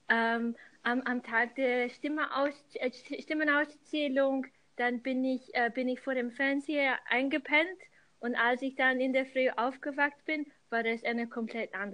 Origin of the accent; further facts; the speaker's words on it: London, United Kingdom; German is a second language; moved away as an adult; now in Vienna, Austria; Ich bin ursprünglich aus, aus London, aber ich wohne äh, seit äh, fast zehn Jahren in Wien